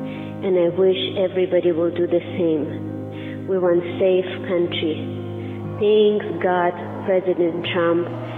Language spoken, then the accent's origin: English; Latvia; now in United States; I am a refugee from Latvia, and I was legal refugee.